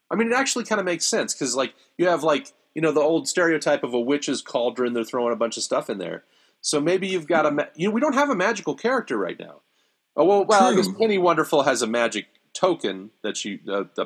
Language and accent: English; Ohio, United States; growing up in Ohio